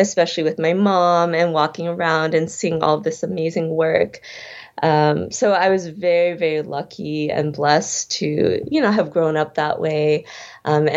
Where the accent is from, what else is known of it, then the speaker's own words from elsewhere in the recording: Chicago, Illinois, United States; also born or lived in Berlin; I grew up in Chicago